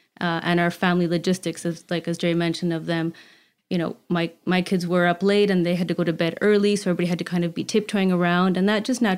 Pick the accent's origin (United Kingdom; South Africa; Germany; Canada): Canada; But I always knew I wanted to come back to Canada, being Canadian, and my children as well, having their Canadian birthright.